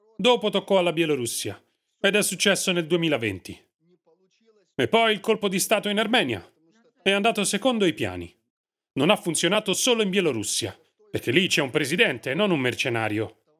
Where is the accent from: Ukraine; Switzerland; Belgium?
Ukraine; Western Ukraine; Io vengo dall'Ucraina occidentale.